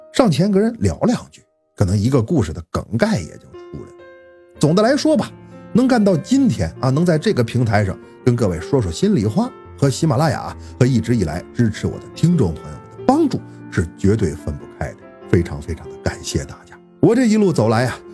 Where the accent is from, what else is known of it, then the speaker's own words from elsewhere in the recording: Northeast China, China; also born or lived in Beijing; 我是个东北人